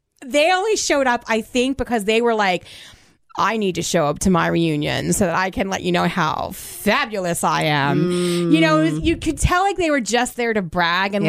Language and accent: English; New Jersey, United States; I grew up in Central Jersey.